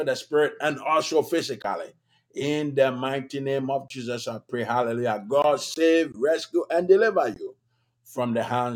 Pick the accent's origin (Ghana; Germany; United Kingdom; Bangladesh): Ghana; moved away as an adult; now in United States; my home country, Ghana